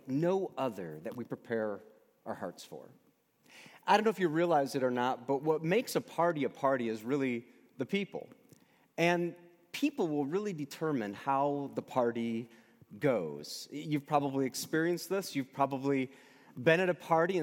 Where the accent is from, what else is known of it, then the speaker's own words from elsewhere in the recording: United States; also born or lived in Michigan; I'm an American.